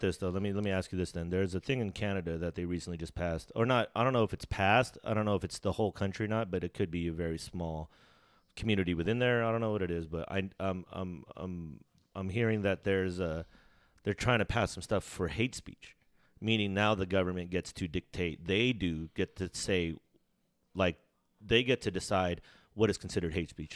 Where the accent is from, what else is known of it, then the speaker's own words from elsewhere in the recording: United States; if I'm born in America, I'm, like, American